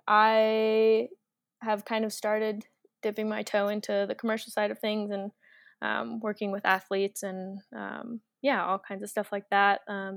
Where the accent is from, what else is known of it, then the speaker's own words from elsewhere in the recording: Iowa, United States; moved away as an adult; now in Denver, United States; I'm actually originally from the Midwest, middle of nowhere, Iowa. So it's a huge change.